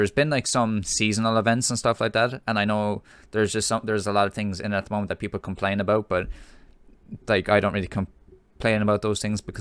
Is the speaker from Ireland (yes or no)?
yes; Ireland; as being Irish